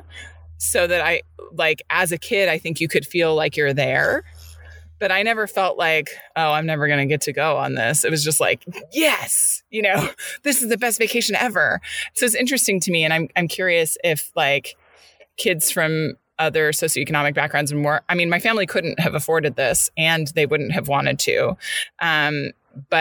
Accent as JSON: {"language": "English", "region": "California", "country": "United States", "said": "as a Californian"}